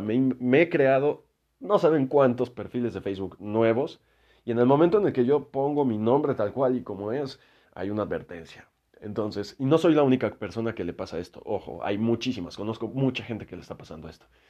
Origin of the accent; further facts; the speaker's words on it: Mexico; yo soy de México